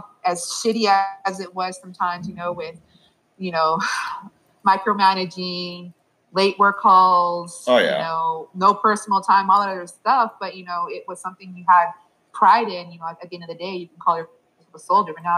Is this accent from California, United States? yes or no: yes; San Jose, California, United States; also born or lived in Europe / Fort Bragg, North Carolina / Fort Carson, Colorado; now in Colorado, United States; Originally from California, the Bay Area, San Jose